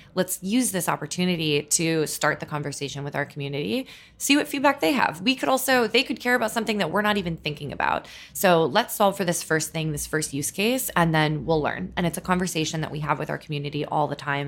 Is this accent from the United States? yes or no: yes; Minnesota, United States; moved away as an adult; also born or lived in California; now in New York, United States; growing up in Minnesota